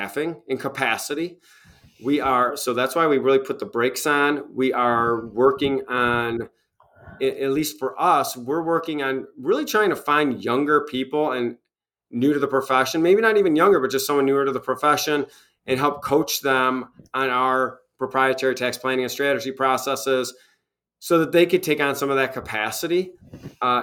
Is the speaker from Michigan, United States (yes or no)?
yes; Michigan, United States; now in Tennessee, United States; my home state of former home state of Michigan, and in here in Tennessee